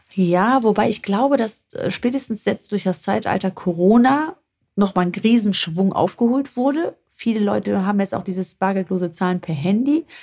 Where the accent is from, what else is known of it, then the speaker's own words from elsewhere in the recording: northern Greece, Greece; now in Germany; von uns aus Nordgriechenland